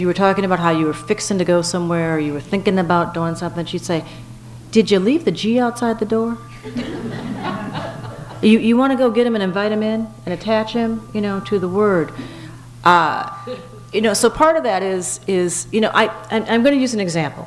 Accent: Minnesota, United States; also born or lived in Birmingham, Alabama; I grew up in Minnesota, and I spent a lot of my time in Birmingham, Alabama.

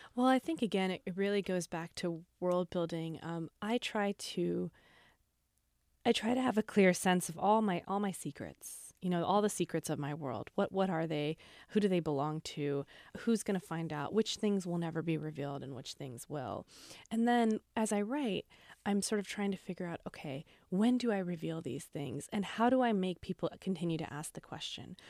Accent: Mojave Desert, Southern California, United States; I grew up in the Mojave Desert in Southern California

